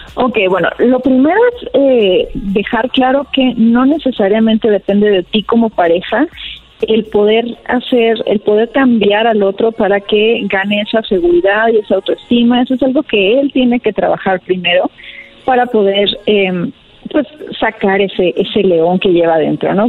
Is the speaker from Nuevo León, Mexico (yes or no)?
no; Torreón, Coahuila, Mexico; now in Mexico City, Mexico; soy de Torreón, pero ya estoy acá en Ciudad de México viviendo